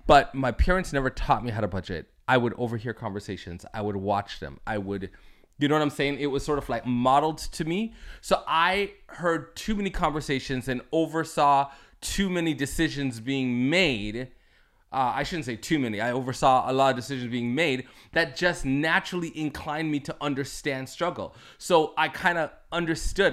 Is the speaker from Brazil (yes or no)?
no; Toronto, Ontario, Canada; I'm from Toronto, Canada